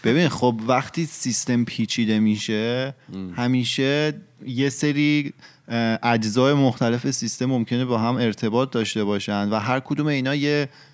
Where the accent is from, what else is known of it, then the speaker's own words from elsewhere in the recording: Iran; moved away; ما شاید تو محیطی بزرگ شدیم که اتفاقات مطلوب نمیافته